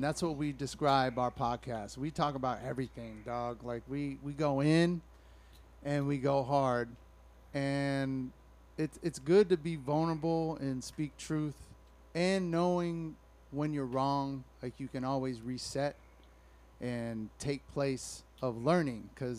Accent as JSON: {"language": "English", "town": "Alameda", "region": "California", "country": "United States", "tie": "born or raised there", "said": "I was raised in Alameda, so you would just have chilling with a bunch of white dudes"}